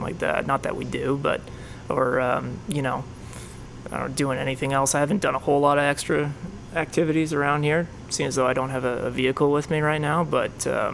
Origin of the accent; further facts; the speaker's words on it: Canada; moved away as an adult; now in Florida, United States; I'm Canadian